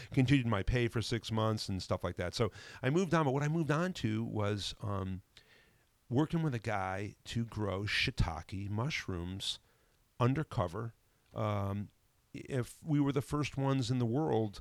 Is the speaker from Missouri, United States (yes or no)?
no; New Haven, Connecticut, United States; moved away as an adult; also born or lived in Vermont; now in North Adams, United States; I grew up in New Haven, the New Haven, Connecticut area.